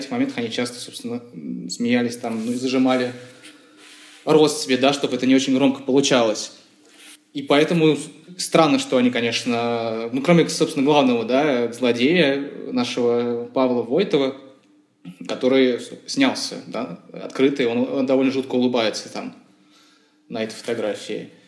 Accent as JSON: {"language": "Russian", "region": "Moscow", "country": "Russia", "tie": "born or raised there", "said": "потому что я, например, вырос в Чертаново, да, тоже э, место довольно странное"}